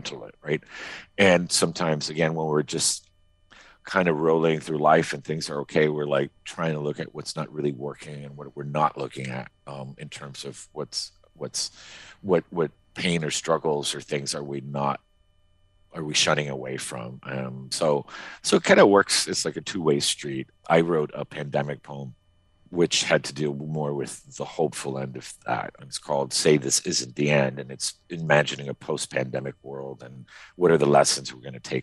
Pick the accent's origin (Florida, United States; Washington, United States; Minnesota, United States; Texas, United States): Florida, United States; Miami; now in Maine, United States; I grew up in Miami, right? As an exile community, we're talking in the 70s